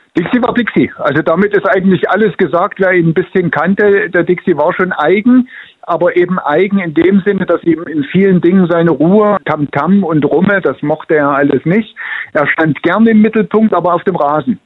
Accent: Leipzig, Saxony, Germany; ich bin in Leipzig groß geworden

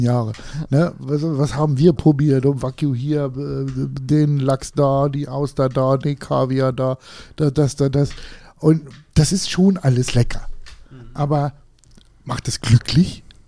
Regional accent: Harz, Germany; ich komme aus dem Harz

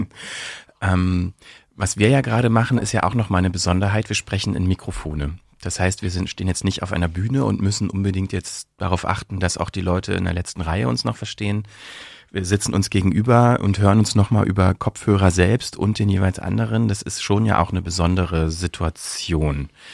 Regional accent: Brandenburg, Germany; born or raised there; accent: Berlin dialect; moved away as an adult; also born or lived in Bielefeld; now in Berlin, Germany

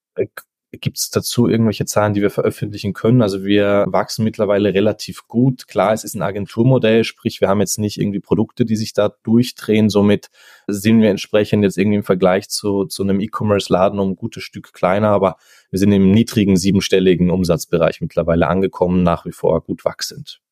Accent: Austria; ich komme, wie gesagt, ursprünglich aus Österreich, lebe auch nach wie vor

